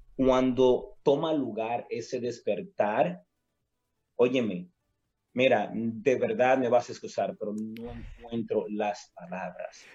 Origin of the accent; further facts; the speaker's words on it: Dominican Republic; somos nosotros los dominicanos